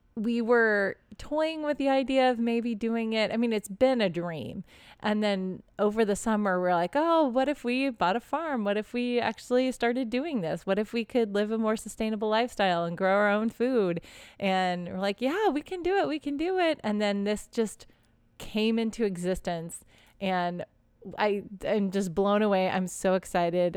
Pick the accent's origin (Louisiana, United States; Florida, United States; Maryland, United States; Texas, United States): Texas, United States; I grew up in Texas, but I grew up in suburban Texas